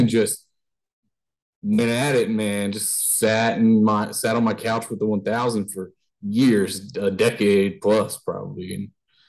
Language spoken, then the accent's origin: English; between Dayton and Cincinnati, Ohio, United States; We're from the kind of in between the Dayton and Cincinnati area, Ohio area.